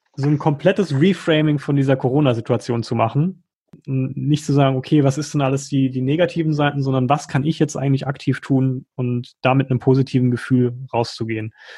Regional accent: Germany; bei uns in Deutschland

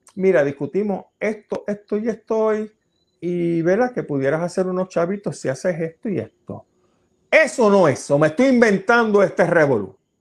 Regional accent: Puerto Rico; Nuestra isla de Puerto Rico

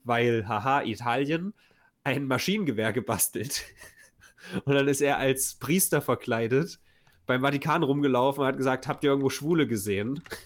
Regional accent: Weimar, Thuringia, Germany; unser deutsches Nationaltheater, was ja ganz groß ist in meiner Heimatstadt

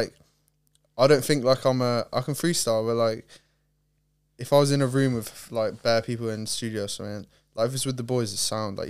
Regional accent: Lake Tahoe, California, United States; born there; also born or lived in Ohio / Ireland; I was born in Cali, Lake Tahoe, California, and then moved to Ohio, and then moved to Ireland, and moved here.

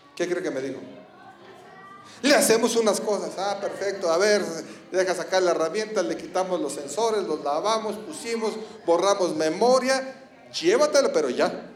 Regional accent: Ecatepec, State of Mexico, Mexico; soy de Catepec

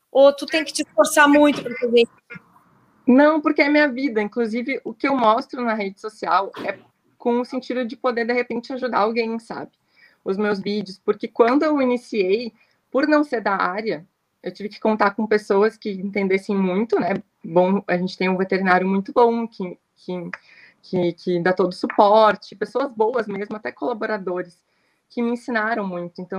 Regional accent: Camaquã, Rio Grande do Sul, Brazil; quando eu, eu, saí de Camacuã para estudar, fui fazer administração.

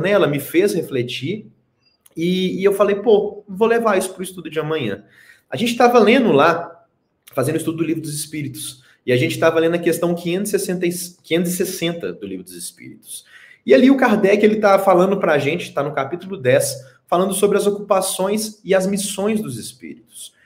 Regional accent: Belo Horizonte, Minas Gerais, Brazil; eu sou o único mineiro em BH ainda

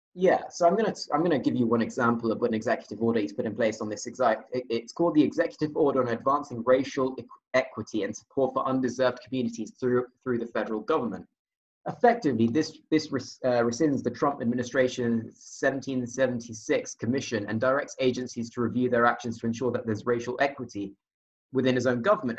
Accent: United Kingdom; as a Brit

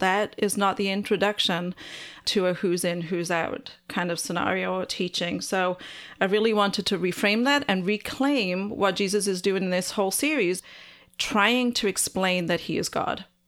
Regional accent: Wales, United Kingdom; I'm Welsh, and so we're outnumbered by sheep

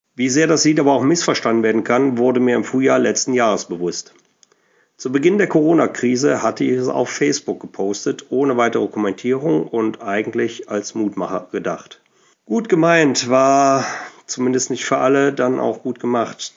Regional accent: Cologne, North Rhine-Westphalia, Germany; accent: Kölsch; ich bin ein Mensch, der sich viel mit der Musik und der Sprache seiner Heimat auseinandersetzt. Und meine Heimat ist nun mal Köln

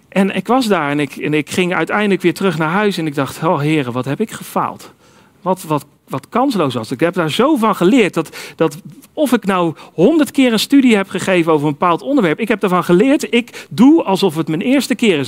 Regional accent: Netherlands; Wij zijn als Nederlanders nog wel eens geneigd om te zeggen

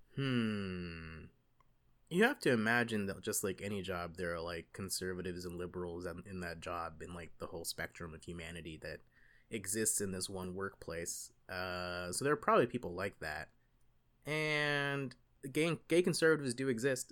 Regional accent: the South, United States; I'm a Southerner

